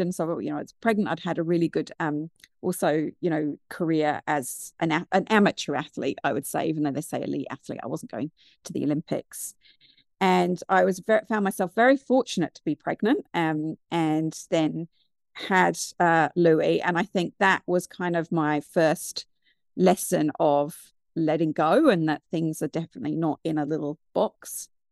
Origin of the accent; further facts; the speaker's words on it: United Kingdom; moved away as an adult; also born or lived in New Zealand; now in Wellington, New Zealand; I'm originally from the U K, which you can probably tell by my accent